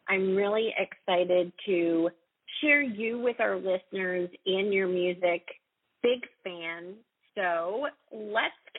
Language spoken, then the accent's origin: English; Raleigh, North Carolina, United States; I'm a singer-songwriter from Raleigh, North Carolina